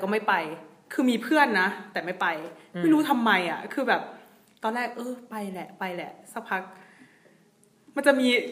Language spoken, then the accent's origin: Thai; Isan, Thailand; also born or lived in Phetchaburi; ด้วยความที่เราเป็นลูกอีสานแท้ ๆ เลยเนาะ